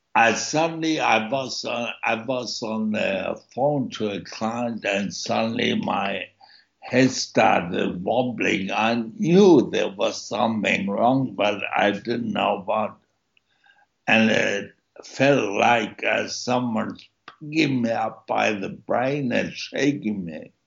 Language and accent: English; Germany; moved away; also born or lived in East Germany; born in East Germany and my parents had to flee East Germany, and so I grew up in a refugee camp in West Germany until I was six, and then after that we moved to a suburb